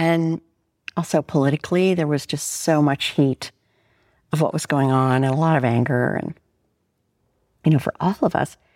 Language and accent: English; Pittsburgh, Pennsylvania, United States; moved away; I was born in Pittsburgh, Pennsylvania